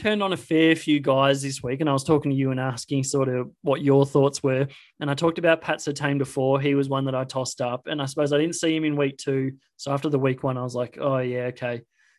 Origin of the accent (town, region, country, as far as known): Australia